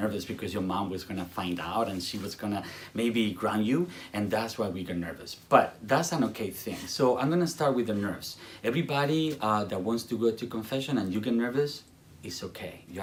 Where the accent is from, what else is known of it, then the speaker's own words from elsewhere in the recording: Spain; English is a second language; moved away; I come from Spain